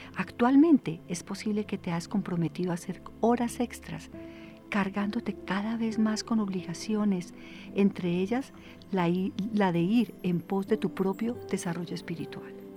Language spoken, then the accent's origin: Spanish; Colombia; nosotros como colombianos